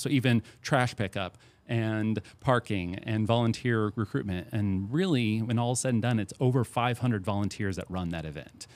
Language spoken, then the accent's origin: English; St. Peters, Missouri, United States; moved away as an adult; now in Centralia, United States; I'm from Saint Peter's, Missouri. I'm not from this area.